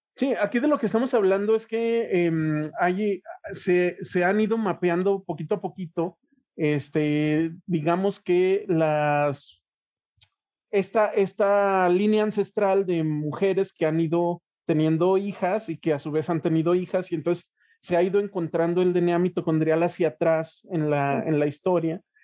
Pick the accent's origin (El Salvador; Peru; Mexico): Mexico; nosotros como mexicanos